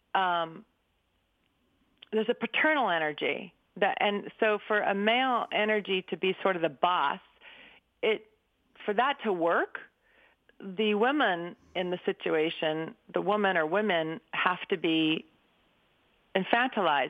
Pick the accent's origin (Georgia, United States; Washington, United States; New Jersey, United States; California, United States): California, United States; Berkeley; I grew up in 1962 in Berkeley, so it's kind of like right at the hot spot